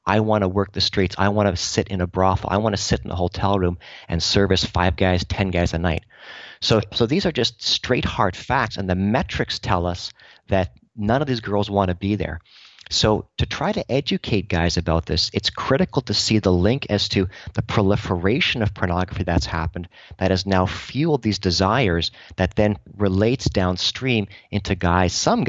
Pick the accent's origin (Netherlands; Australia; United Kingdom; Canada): Canada